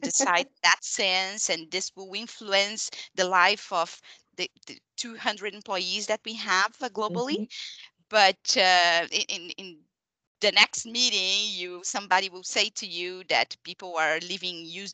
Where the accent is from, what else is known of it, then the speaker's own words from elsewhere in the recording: Brazil; English is a second language; moved away as an adult; now in Montreal, Canada; after an immigration process, so I'm from Brazil, and I arrived in Canada